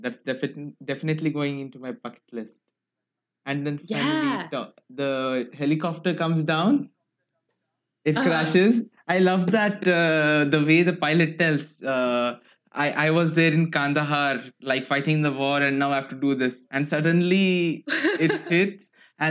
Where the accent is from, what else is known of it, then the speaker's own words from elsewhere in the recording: Goa, India; first language Konkani; English is a second language; And by the way, my mother tongue is Konkani. It is spoken in Goa.